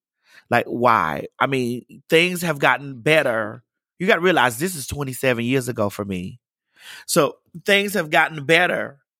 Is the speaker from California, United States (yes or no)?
no; Miami, Florida, United States; I'm from Miami. I'm from Dade County.